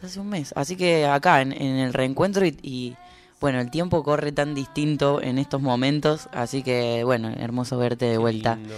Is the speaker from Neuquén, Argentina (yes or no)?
no; Córdoba, Argentina; moved away; en Córdoba. No solo porque es mi ciudad natal